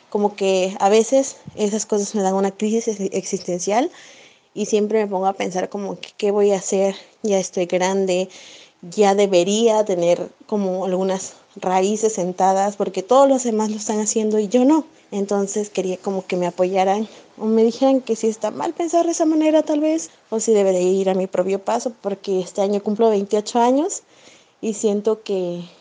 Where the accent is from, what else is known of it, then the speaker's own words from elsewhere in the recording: Mexico; Hola, soy de México y tengo 27 años. Aún no tengo pareja estable, no tengo metas a largo plazo, y como que vivo al día. Tampoco tengo una casa propia, tengo la de mis padres obviamente, pero yo vivo en otra ciudad y rento.